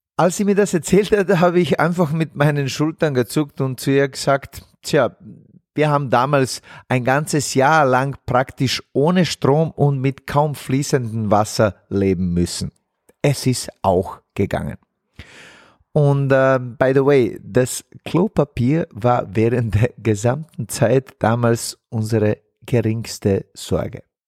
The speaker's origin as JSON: {"language": "German", "town": "Zenica", "region": "Federation of Bosnia and Herzegovina", "country": "Bosnia & Herzegovina", "tie": "born or raised there", "moved": "yes", "said": "in meiner Heimatstadt Senica, wo ich aufgewachsen bin"}